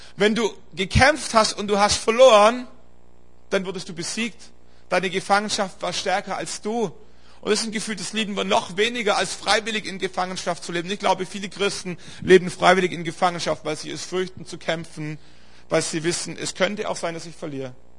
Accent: Stuttgart area, Baden-Württemberg, Germany; eine Strecke über Stuttgart und so, das ist so meine Heimat, da komme ich her

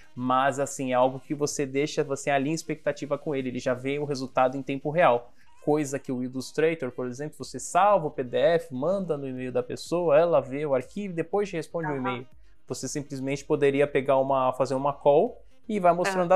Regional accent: Guarujá, São Paulo, Brazil; also born or lived in São Vicente / Baixada Santista; Eu sou do Guarujá, e o meu primeiro emprego, eu ainda morava em São Vicente

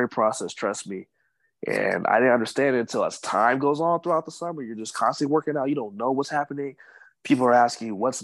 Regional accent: United States; also born or lived in Sacramento, United States / Wyoming, United States / San Marcos, United States; being an American

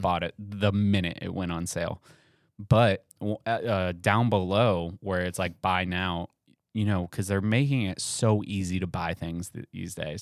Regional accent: New England, United States; moved away; I grew up in New England for a little bit

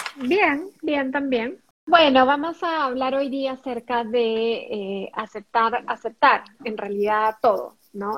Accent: Peru; tanto Jennifer como yo somos peruanas

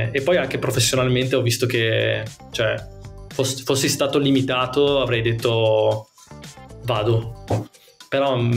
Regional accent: Veneto, Italy; moved away; da, da Veneto, ovviamente. esatto, essendo Veneto.

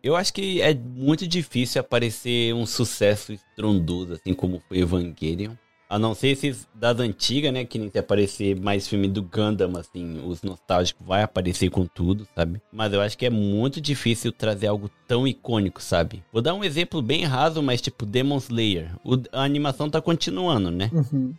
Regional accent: Japan; eu cresci aqui no Japão

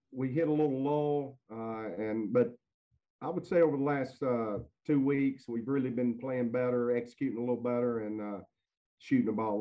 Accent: North Alabama, United States; moved away as an adult; also born or lived in Decatur, Alabama; now in Tennessee, United States; I'm originally from North Alabama

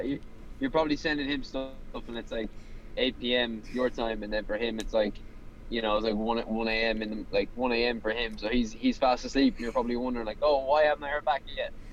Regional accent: Ireland

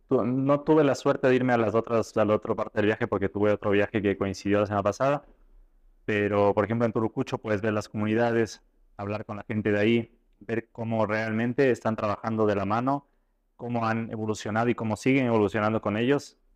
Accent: Ecuador; puedes transmitir esto siendo ecuatoriano a los chefs eh, que, asisten a tus clases o a tus presentaciones es, lo mejor para mí. Eh, es estar lejos representando a tu, a tu país

